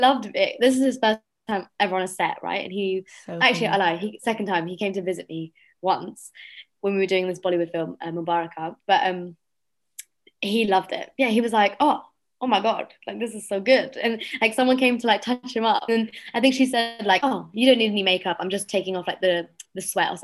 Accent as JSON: {"language": "English", "region": "London", "country": "United Kingdom", "tie": "born or raised there", "said": "I'm British because I was born and raised here"}